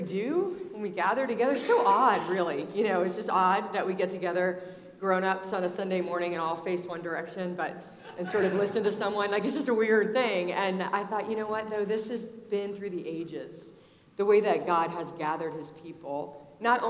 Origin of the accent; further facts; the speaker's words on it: Richmond, Virginia, United States; I'm from Richmond, Virginia